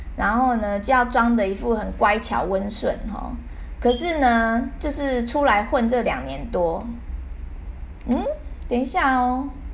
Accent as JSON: {"language": "Chinese", "country": "Taiwan", "said": "我们台湾人"}